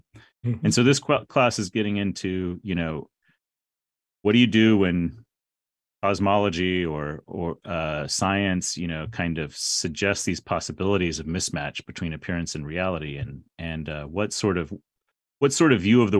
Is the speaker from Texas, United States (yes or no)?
yes; San Antonio, Texas, United States; Yeah, well, I grew up in San Antonio, Texas, going to Church of Christ, it was called.